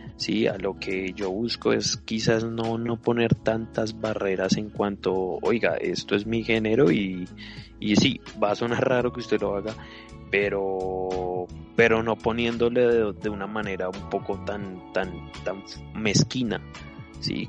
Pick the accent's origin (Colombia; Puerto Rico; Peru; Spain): Colombia; somos latinos, somos colombianos